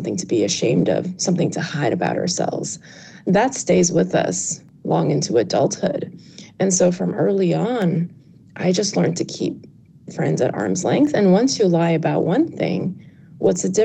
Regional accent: New York City, New York, United States; born or raised there; English is a second language

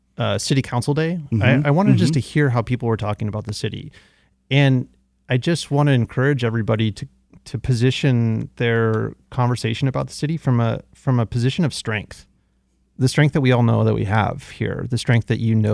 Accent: outside of San Francisco, California, United States; moved away as an adult; now in Detroit, United States; when I was raised in California, my parents bought their house in 1984, way before the tech boom, outside of San Francisco

